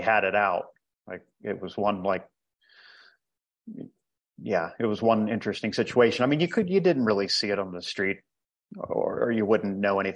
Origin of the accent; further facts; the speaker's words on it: Ohio, United States; moved away as an adult; also born or lived in Costa Rica; now in El Salvador; I'm originally from Ohio